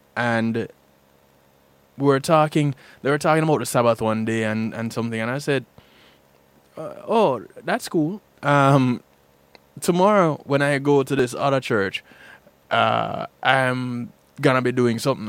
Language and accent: English; Jamaica; moved away as an adult; now in United States; When I was growing up in Jamaica